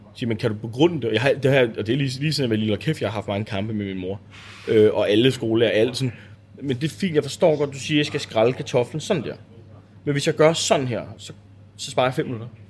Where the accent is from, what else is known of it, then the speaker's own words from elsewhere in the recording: Bornholm, Capital Region of Denmark, Denmark; jeg er Bornholmer